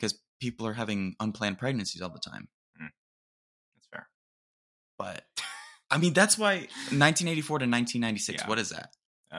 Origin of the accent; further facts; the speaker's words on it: United Kingdom; Dude, I'm British.